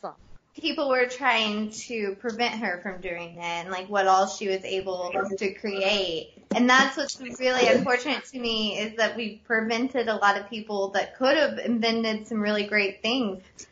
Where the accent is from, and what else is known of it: West Virginia, United States; born or raised there